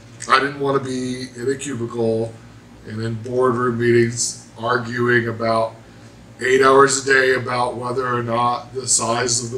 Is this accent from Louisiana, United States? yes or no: no; Evansville, Indiana, United States; from Evansville.